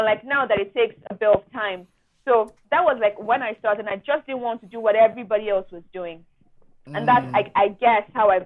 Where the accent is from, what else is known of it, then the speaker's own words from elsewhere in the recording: Nigeria; as a Nigerian youth